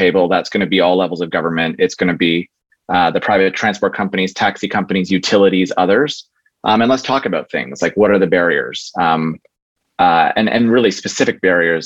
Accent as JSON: {"language": "English", "country": "Canada", "said": "proud as a Canadian"}